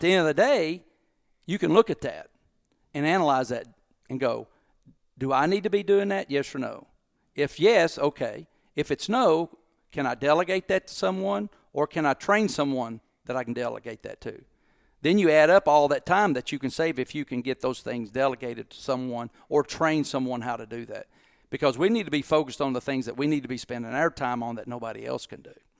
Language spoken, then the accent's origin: English; Corbin, Kentucky, United States; also born or lived in Harlan County, Kentucky / Mount Sterling, Kentucky / Bowling Green, Kentucky; I was born in Harlan County, Kentucky. Uh, my mom and dad were raised in a coal mining camp called Black Star, which I lived there till I was three years old.